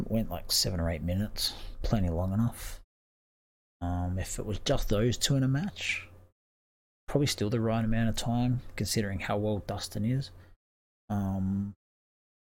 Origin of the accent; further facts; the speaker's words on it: Australia; as an Australian